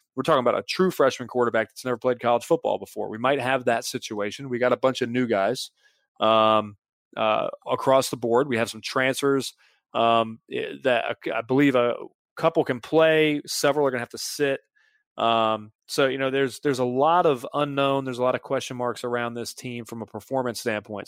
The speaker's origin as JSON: {"language": "English", "town": "Mint Hill", "region": "North Carolina", "country": "United States", "also_born_or_lived": "Charlotte", "said": "I was from Mint Hill, so I was two and a half hours from Chapel Hill"}